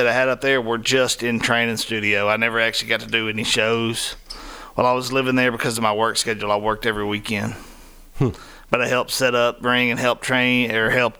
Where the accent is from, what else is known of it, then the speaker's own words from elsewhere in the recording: Memphis, Tennessee, United States; also born or lived in Hernando, Mississippi / Kansas City; I am from here. Yeah, I actually went to Sherwood